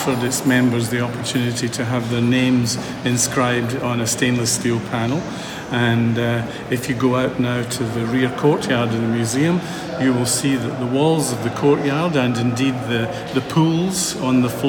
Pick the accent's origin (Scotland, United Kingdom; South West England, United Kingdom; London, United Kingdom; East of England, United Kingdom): Scotland, United Kingdom; moved away as an adult; also born or lived in Dublin, Ireland; now in Melbourne, Australia; I'm Scottish